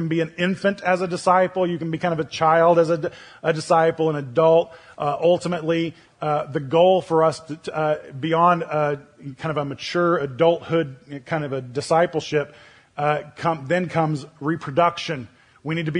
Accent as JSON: {"language": "English", "region": "Oklahoma", "country": "United States", "tie": "born or raised there", "moved": "yes", "said": "Now I'm from Oklahoma. And so that's where I grew up"}